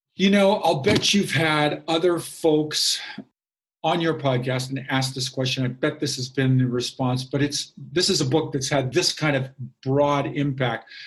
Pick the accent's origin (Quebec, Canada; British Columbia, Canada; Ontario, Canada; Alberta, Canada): British Columbia, Canada; Kamloops; in my hometown of Kamloops, British Columbia